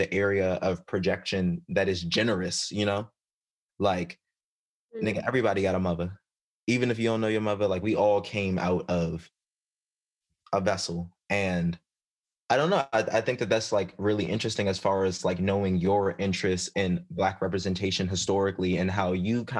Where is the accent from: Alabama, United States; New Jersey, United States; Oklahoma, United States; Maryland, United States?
Maryland, United States; I grew up in Maryland